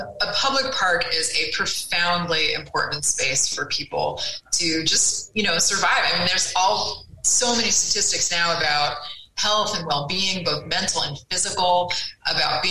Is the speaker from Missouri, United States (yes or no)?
no; Connecticut, United States; moved away; I grew up in Connecticut. I grew up in the woods and really took that stuff for granted.